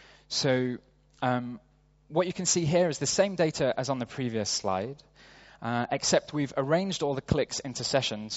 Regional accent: Sheffield, Yorkshire and the Humber, United Kingdom; moved away as an adult; now in New York, United States; my hometown of Sheffield in the UK

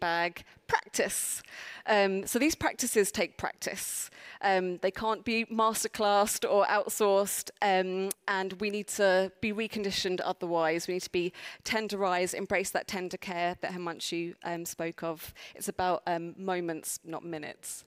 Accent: London, United Kingdom; accent: South London; my South London accent

